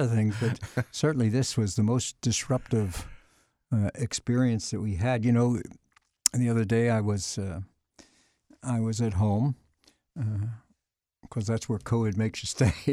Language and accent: English; Philadelphia, Pennsylvania, United States; moved away; I was born and raised in the Archdiocese of Philadelphia